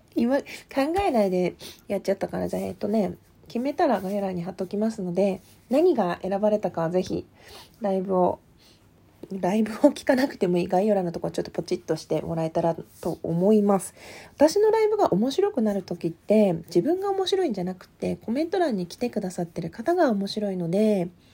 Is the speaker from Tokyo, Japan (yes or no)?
no; Asahikawa, Hokkaido, Japan; 北海道旭川市出身です